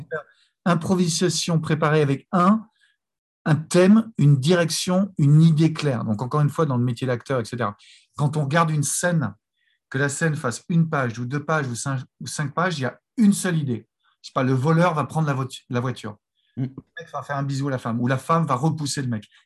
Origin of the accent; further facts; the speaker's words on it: France; also born or lived in Los Angeles; même si on est français, on fonctionne un peu moins bien en langue anglo-saxonne